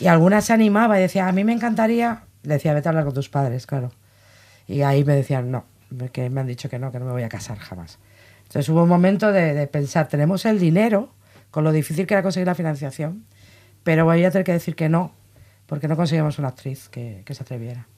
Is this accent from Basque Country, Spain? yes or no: yes; Basque Country, Spain; yo soy vasca